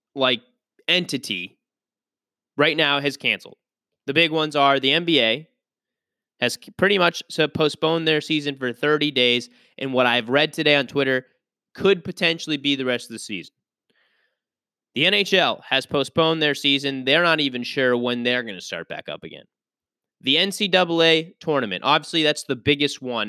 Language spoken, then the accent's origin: English; Pittsburgh, Pennsylvania, United States; moved away; I grew up in Pittsburgh